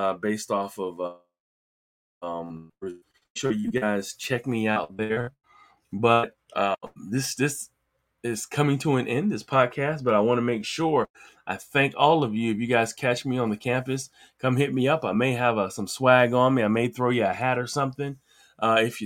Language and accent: English; Virginia Beach, Virginia, United States; That's where I'm from, or I'm from Virginia Beach